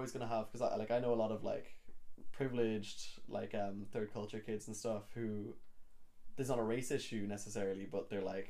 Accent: Ireland; also born or lived in Kenya; when I'm abroad, I feel very Irish.

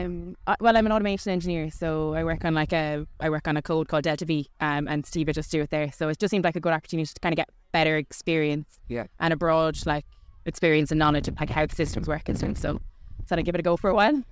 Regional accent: Galway, Connacht, Ireland; moved away as an adult; now in Uppsala, Sweden; from Galway, um, and I've just moved over to Uppsala for work

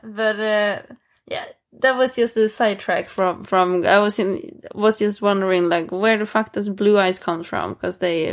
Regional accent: Småland, Sweden; English is a second language; moved away; I'm from Småland, even if I don't live there.

